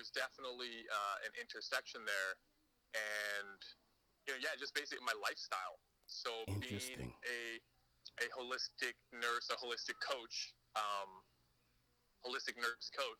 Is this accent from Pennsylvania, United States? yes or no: no; California, United States; also born or lived in Moscow, Idaho / Pakistan / Marshall Islands; now in Honolulu, United States; I grew up mostly in California